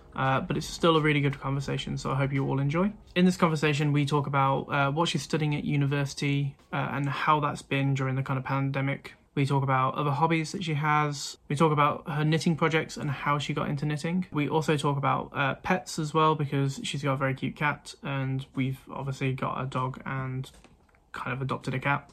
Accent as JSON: {"language": "English", "region": "Midlands", "country": "United Kingdom", "said": "I'm from the Midlands. Like we don't mm. have as much of an accent"}